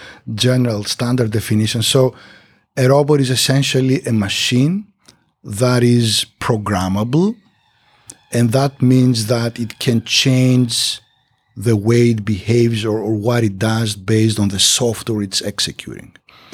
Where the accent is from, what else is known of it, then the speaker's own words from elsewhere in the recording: Greece; moved away; And after that, I moved back to Greece, to my home country. And eventually, I got a faculty position at the university.